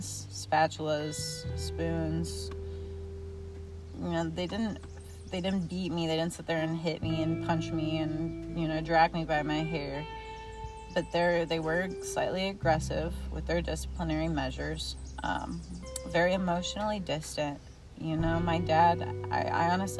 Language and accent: English; Missouri, United States; born and raised in small town Missouri, very small town area, rural